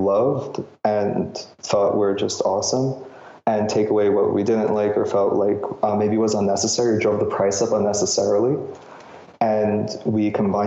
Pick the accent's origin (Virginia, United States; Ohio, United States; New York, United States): New York, United States; New York City; I grew up in New York